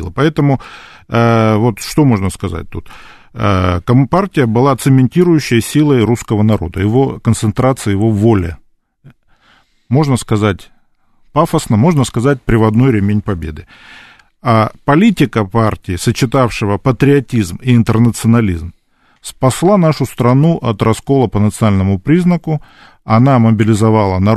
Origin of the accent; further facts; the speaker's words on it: Krasnodar Krai, Russia; я вот вырос в Краснодарском крае, он руководил тогда краем